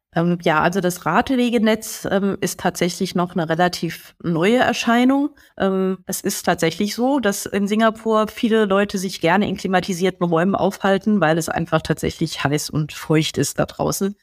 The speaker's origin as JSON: {"language": "German", "country": "Germany", "said": "hier bei uns in Deutschland"}